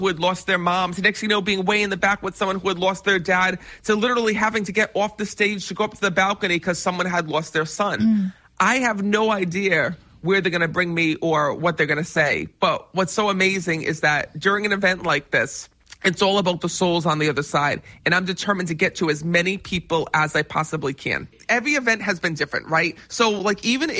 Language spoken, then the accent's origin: English; Cranston, Rhode Island, United States; Yes, I am from Rhode Island. I was born and raised in Cranston.